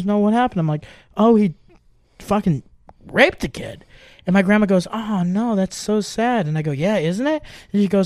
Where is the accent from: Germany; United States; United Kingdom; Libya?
Germany; moved away; when I grew up in Germany